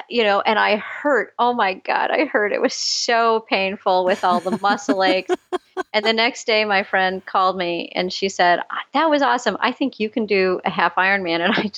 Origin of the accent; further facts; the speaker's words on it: Scotland, United Kingdom; now in Canada; And then I sign up and then I'm Scottish. I absolutely will not waste a penny.